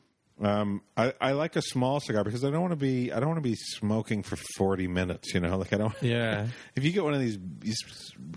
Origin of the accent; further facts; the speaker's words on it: Canada; I am Canadian